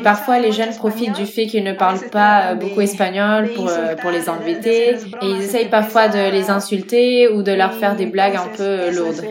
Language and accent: French; Ayacucho, Peru; French is a second language; je suis du Pérou, de la ville d'Ayacucho